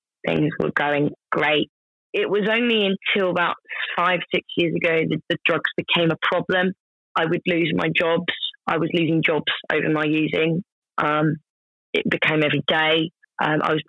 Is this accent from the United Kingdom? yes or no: yes; United Kingdom; it's a part of being British